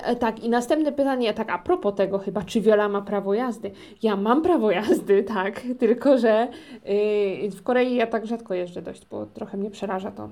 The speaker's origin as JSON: {"language": "Polish", "region": "Silesian Voivodeship", "country": "Poland", "moved": "as an adult", "lives_now": "South Korea", "said": "ja ze Śląska"}